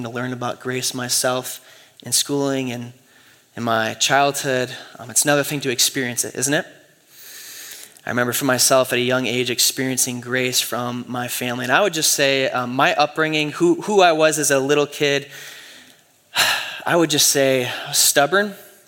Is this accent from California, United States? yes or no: no; Michigan, United States; Man, I grew up in West Michigan. And so everyone in West Michigan is a Christian, right?